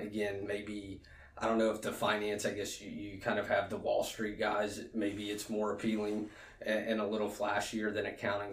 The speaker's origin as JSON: {"language": "English", "town": "Alexandria", "region": "Louisiana", "country": "United States", "tie": "born or raised there", "also_born_or_lived": "Baton Rouge, Louisiana", "moved": "as an adult", "said": "I'm from Alexandria. Went to uh, Menard uh, Menard High School, which is a private Catholic school in Alexandria"}